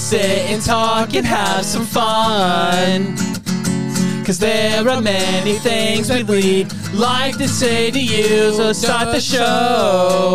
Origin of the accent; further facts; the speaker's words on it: Connecticut, United States; I'm from Connecticut